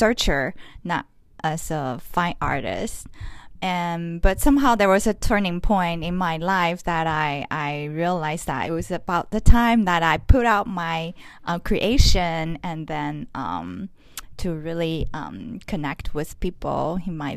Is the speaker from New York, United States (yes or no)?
no; Los Angeles, California, United States; I come from Los Angeles. I'm a Taiwanese-American artist, but I also have Vietnamese and French family culture background